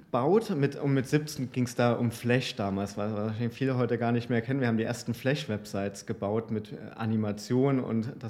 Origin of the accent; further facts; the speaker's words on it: East Germany, Germany; Ich bin in Oste Ostdeutschland groß geworden und hatte eine sehr bescheidene und schüchterne ähm, ähm, Erziehung.